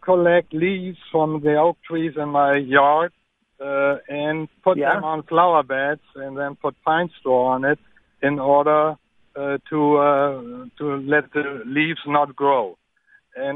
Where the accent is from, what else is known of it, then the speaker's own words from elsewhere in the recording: Germany; now in Mobile, United States; I hope you can understand my deep Southern accent. Actually, I'm from Germany.